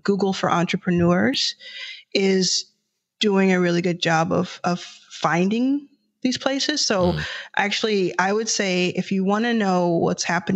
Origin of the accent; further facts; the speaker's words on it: Dallas, Texas, United States; now in Los Angeles, United States; I was raised in Dallas, Texas